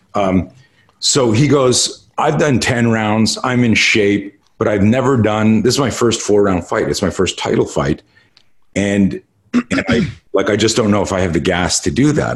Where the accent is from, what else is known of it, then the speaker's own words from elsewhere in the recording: Montreal, Quebec, Canada; now in United States; I grew up in Canada and uh, uh, in Montreal